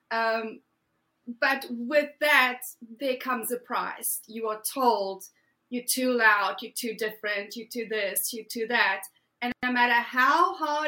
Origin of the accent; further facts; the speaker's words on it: South Africa; moved away as an adult; Originally from South Africa, born and bred, Afrikaans girl, grew up in a typical Afrikaans household